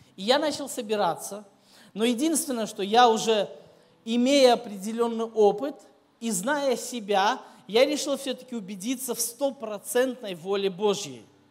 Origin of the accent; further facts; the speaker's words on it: Minsk, Belarus; moved away as an adult; also born or lived in Kyiv, Ukraine; now in Saratov, Russia; я вырос в Минске, столично большой город